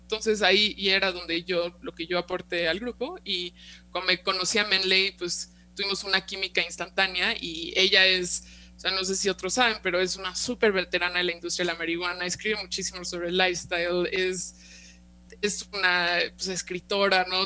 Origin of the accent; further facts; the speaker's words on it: Mexico; also born or lived in California, United States; yo soy nacida y crecida aquí en México